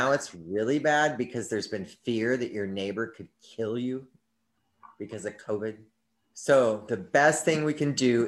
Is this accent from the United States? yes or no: yes; United States; we, as the American people